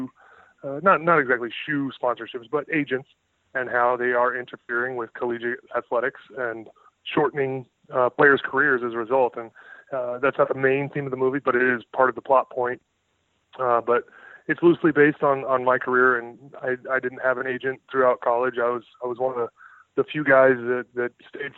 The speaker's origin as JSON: {"language": "English", "town": "San Diego", "region": "California", "country": "United States", "tie": "born or raised there", "also_born_or_lived": "Kansas", "moved": "as an adult", "lives_now": "Indiana, United States", "said": "I grew up in San Diego. That's home."}